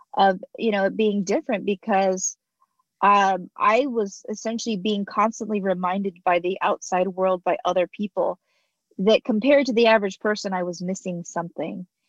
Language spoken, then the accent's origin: English; Arizona, United States; I was born here in America, you know, right in Arizona where I'm I've been here homegrown, been here my whole life